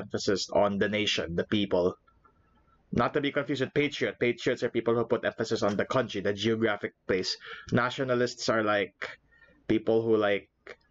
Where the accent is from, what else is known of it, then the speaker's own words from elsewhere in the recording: Philippines; moved away; coming back home to the Philippines